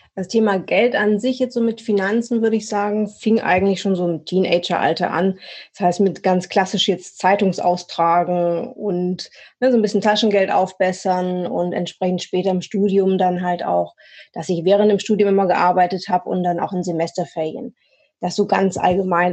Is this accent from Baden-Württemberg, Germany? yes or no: yes; Swabia, near Stuttgart, Baden-Württemberg, Germany; moved away as an adult; now in Hamburg, Germany; Ursprünglich komme ich aus dem Schwabenländle ähm, in der Nähe von Stuttgart, lebe jetzt aber auch schon seit über zehn Jahren, so ein bisschen mit Unterbrechungen, hier im schönen Hamburg